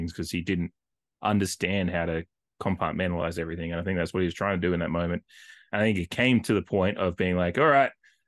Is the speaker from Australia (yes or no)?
yes; Australia; as me and as an Australian